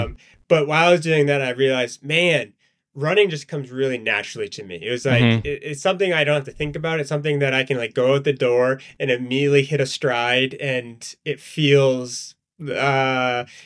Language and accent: English; Maine, United States; moved away as an adult; now in Hanover, United States; I grew up in Maine